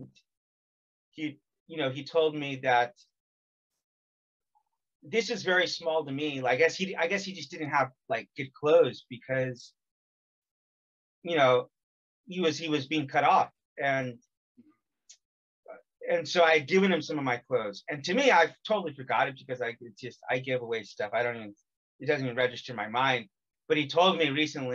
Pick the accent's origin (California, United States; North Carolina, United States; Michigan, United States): California, United States; I'm from California